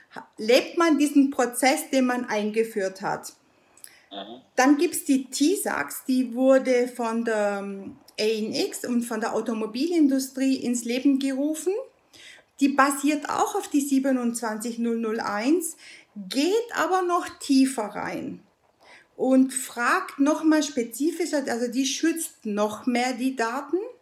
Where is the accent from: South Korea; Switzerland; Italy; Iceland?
Italy; now in Germany; Ich bin Italienerin